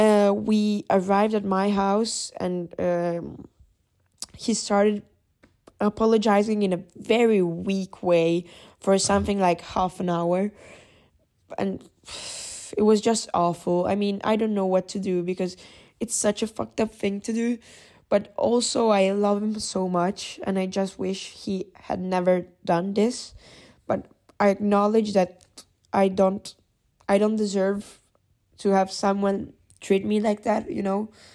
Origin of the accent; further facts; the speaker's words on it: Italy; I'm from Italy